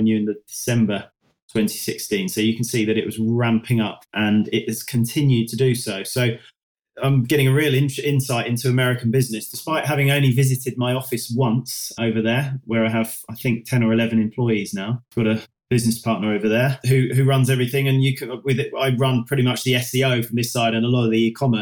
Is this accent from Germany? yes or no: no; United Kingdom; we're British